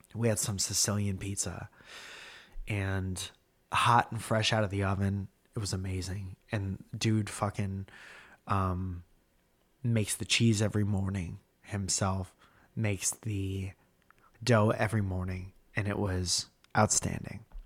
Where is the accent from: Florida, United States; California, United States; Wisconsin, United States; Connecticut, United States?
Connecticut, United States; Stratford; moved away; in Connecticut and in Stratford calling out my hometown